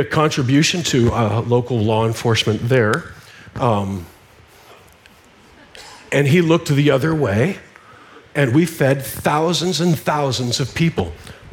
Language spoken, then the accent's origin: English; Nebraska, United States; I'm a redneck. I grew up in Nebraska.